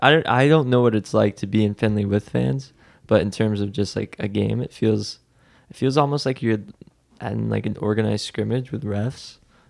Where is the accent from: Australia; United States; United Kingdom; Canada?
Canada; So I'm Canadian, so like Canadian tuxedo.